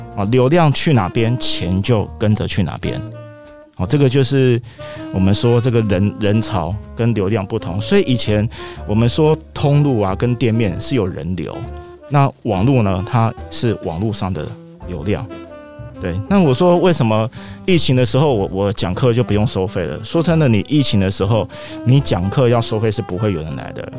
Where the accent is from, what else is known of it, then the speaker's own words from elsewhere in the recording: Taiwan; 我们台湾人